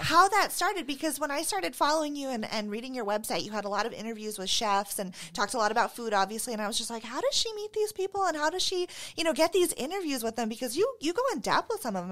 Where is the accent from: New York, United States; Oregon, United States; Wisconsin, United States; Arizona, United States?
Arizona, United States; Phoenix; moved away as an adult; now in Spokane, United States; I grew up in Phoenix